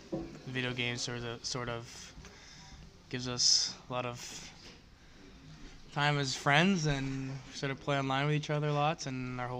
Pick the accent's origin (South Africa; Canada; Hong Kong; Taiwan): Canada; Winnipeg, Manitoba; I was born and raised in Winnipeg and sort of grew up in that sort of area of Southdale